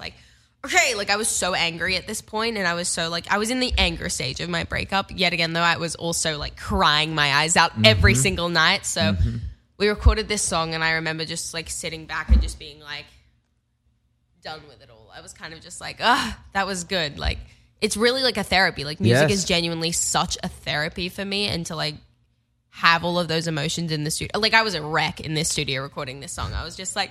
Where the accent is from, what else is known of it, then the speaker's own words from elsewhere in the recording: Perth, Western Australia, Australia; moved away; I get to go to my hometown. I get to perform in my hometown, Perth